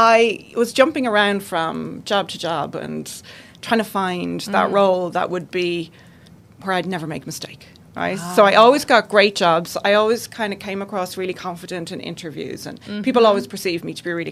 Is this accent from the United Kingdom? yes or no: no; just outside Dublin, Leinster, Ireland; moved away as an adult; now in Arizona, United States; from just outside Dublin, Ireland. I've been living in the States about 9 months now.